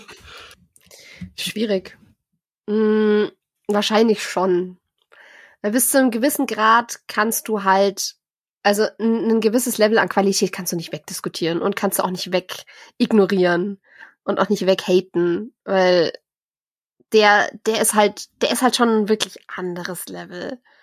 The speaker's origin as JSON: {"language": "German", "country": "Germany", "said": "bei uns in Deutschland"}